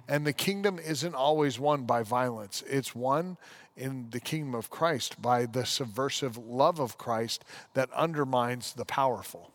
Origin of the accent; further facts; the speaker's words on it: United States; As an American